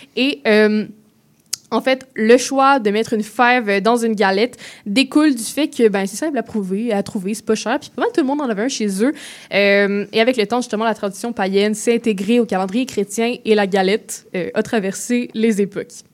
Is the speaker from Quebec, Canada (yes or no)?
yes; Quebec, Canada; en tant que Québécoise